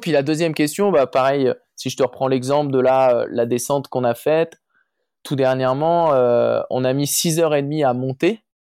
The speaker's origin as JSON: {"language": "French", "town": "Chamonix", "region": "Auvergne-Rhône-Alpes", "country": "France", "tie": "born or raised there", "said": "je, suis né et j'ai grandi à Chamonix, Mont-Blanc"}